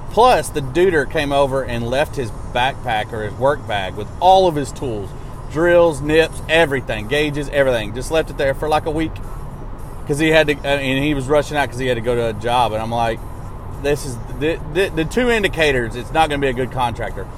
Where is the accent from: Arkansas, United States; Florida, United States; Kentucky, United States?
Arkansas, United States; now in Nashville, United States; my hometown of Arkansas